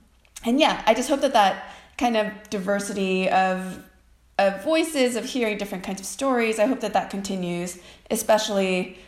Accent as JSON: {"language": "English", "country": "United States", "said": "I'm Korean American."}